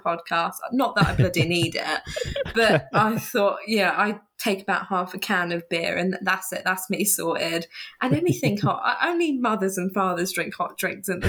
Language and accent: English; Hampshire, South East England, United Kingdom; now in Norwich, United Kingdom; I grew up in Hampshire, which is the south of the UK, so specifically somewhere between Southampton and Bournemouth. I was sat bang in the New Forest